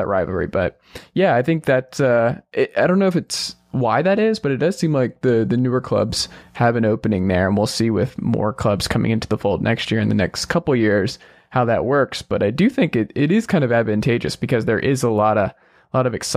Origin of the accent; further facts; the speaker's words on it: Atlanta, Georgia, United States; Growing up in Atlanta